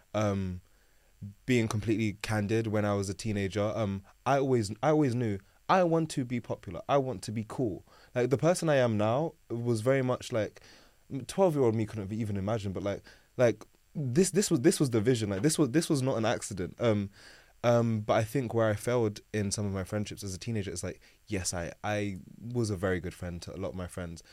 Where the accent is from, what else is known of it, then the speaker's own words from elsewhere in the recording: London, United Kingdom; born and raised in South London.